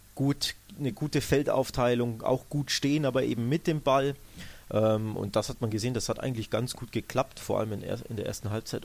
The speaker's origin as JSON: {"language": "German", "country": "Germany", "said": "als Deutscher"}